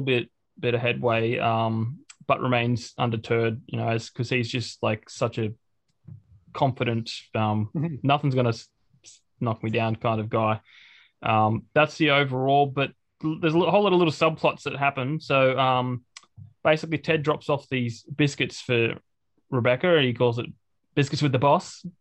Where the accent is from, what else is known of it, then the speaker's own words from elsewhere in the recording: Australia; I come from a town that's got like what I think 1200 people in it, hardly anyone.